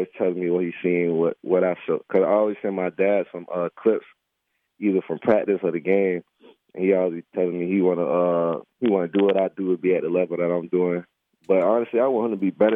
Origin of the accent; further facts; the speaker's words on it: Lakeland, Florida, United States; I grew up in Lakeland, Florida